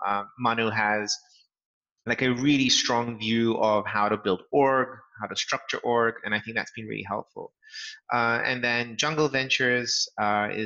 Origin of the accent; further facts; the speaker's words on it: England, United Kingdom; also born or lived in Los Angeles; As my accent probably gives away, sort of, I'm a Brit, born and brought up in England. And so our home is still there.